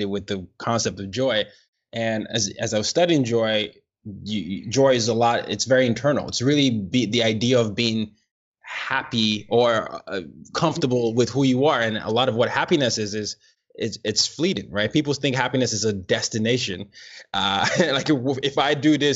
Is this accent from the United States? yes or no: no; Nigeria; me being Nigerian